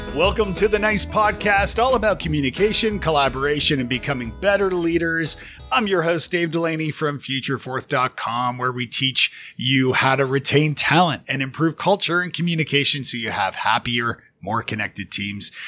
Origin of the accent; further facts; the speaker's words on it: Canada; now in United States; as a Canadian living in the States